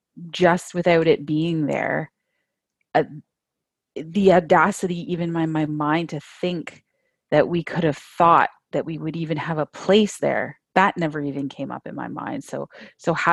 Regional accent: St. Catharines, Ontario, Canada; also born or lived in Toronto / Northwest Angle 33; I grew up right here, actually, in St. Catharines, where I live today with my family

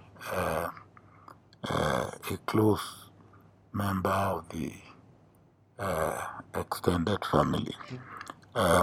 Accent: Nigeria; I was a village boy, born in a village

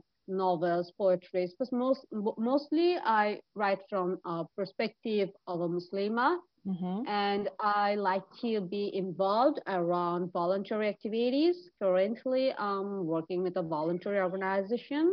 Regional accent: Dhaka, Dhaka Division, Bangladesh; I am from Dhaka, Bangladesh

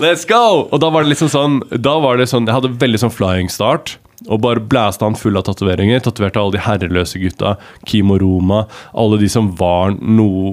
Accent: Larvik, Vestfold, Norway; jeg er fra Larvik

